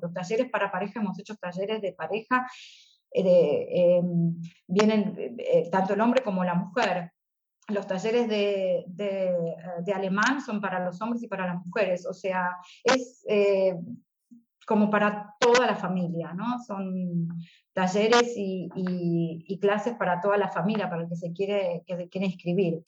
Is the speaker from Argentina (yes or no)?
yes; Argentina; moved away as an adult; now in Stuttgart, Germany; Yo me volví a Argentina